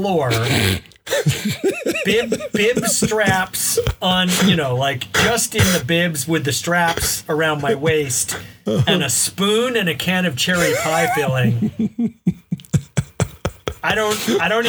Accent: Mobile, Alabama, United States; I encountered moon pies growing up in Mobile, Alabama

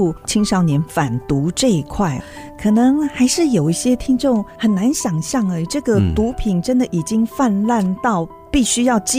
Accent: Nan'ao, Yilan County, Taiwan; 就在我们的故乡宜兰南澳

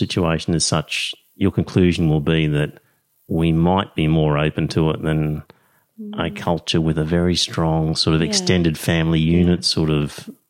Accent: Australia; I said, no, I'm Aussie.

